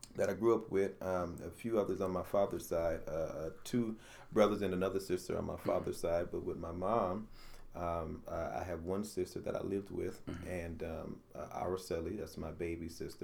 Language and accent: English; Utica, New York, United States; So I came from North Utica, JFK. I lived in North Utica as well.